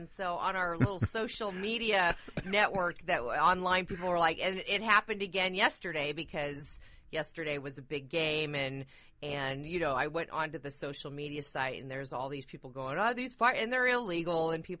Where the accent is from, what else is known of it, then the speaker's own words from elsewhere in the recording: Seattle, Washington, United States; And I just resolutely refuse to jump on the bandwagon just because I'm from Seattle.